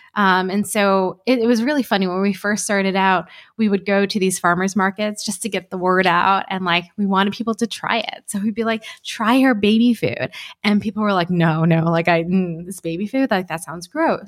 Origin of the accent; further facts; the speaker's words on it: New Jersey, United States; also born or lived in Alabama / Iowa; We grew up in New Jersey. Uh, it was, it was actually Alabama, Iowa, then New Jersey